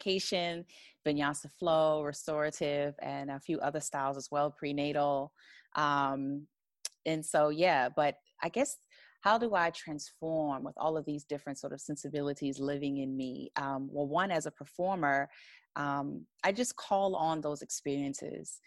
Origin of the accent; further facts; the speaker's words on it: United States; moved away as an adult; also born or lived in New York / Los Angeles; I grew up in the U.S., in the United States, in the Washington, D.C., Baltimore area.